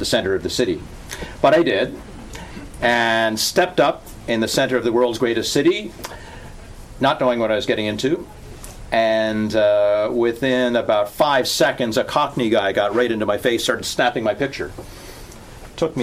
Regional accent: Kingston, Ontario, Canada; moved away; also born or lived in Toronto / London; being in my hometown with two guys I grew up with on North Bartlett Street

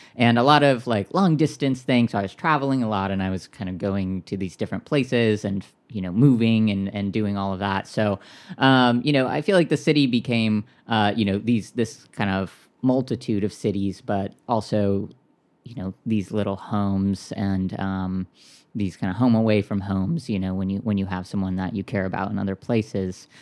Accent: Orange County, Southern California, United States; moved away; also born or lived in Minneapolis / Saint Louis / Chicago / New York; I grew up in Southern California in, in Orange County

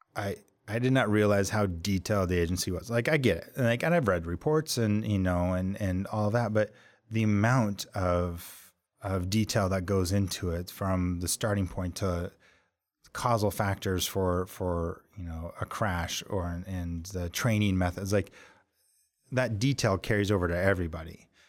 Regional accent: Montana, United States; moved away as an adult; also born or lived in Dallas; now in Washington, D.C., United States; I was from Montana

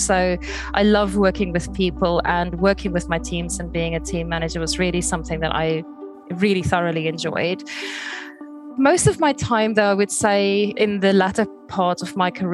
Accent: South Africa; moved away as an adult; now in Brighton, United Kingdom; I'm originally from South Africa, but I moved here in 2003

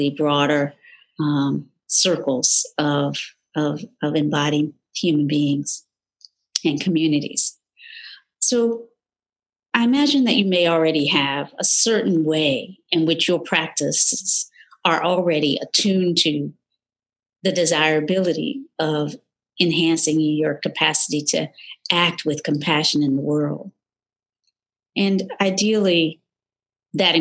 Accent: North Carolina, United States; moved away; Born in the South, North Carolina to be specific, in a still segregated, predominantly, almost exclusively Black community

